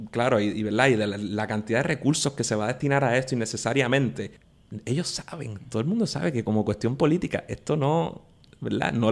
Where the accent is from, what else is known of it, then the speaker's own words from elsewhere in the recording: Puerto Rico; born there; Nací en Puerto Rico.